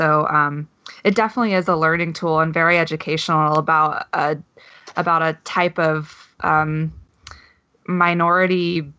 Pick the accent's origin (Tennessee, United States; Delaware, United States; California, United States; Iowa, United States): Tennessee, United States; I grew up in Tennessee, and so and the Bible Belt, and especially that whole era, I remember that kind of viscerally.